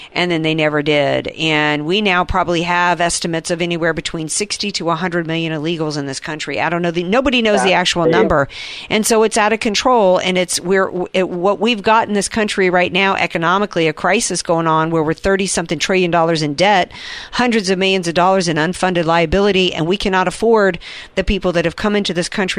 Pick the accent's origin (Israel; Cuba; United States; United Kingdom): United States; the South; now in California, United States; this haint, as we would call her in the South